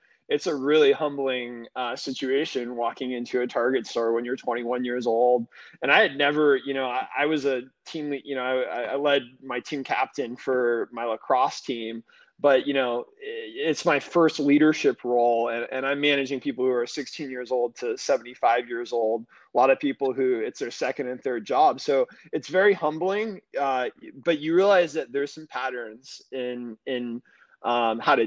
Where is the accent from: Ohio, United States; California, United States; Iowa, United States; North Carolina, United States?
California, United States; the Bay Area; moved away as an adult; now in Phoenix, United States; I'm born and raised in the Bay Area. I spent about 30 years there before moving to Phoenix 2 years ago.